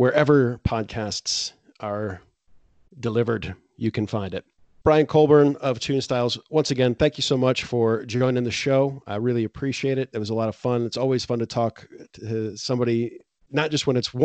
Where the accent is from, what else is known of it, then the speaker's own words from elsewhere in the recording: United States; now in Poland; now I'm an American. I live in Poland